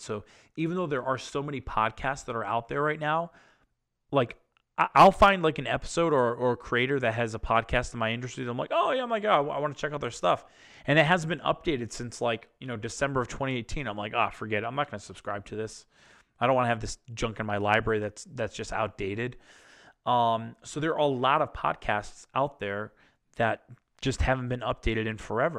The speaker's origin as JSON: {"language": "English", "region": "Massachusetts", "country": "United States", "tie": "born or raised there", "said": "they're from my home state, home area"}